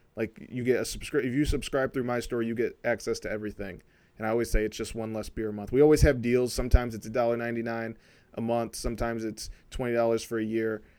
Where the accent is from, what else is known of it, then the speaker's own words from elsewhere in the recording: Flint, Michigan, United States; now in Troy, United States; I'm from Flint, Michigan. I live in Troy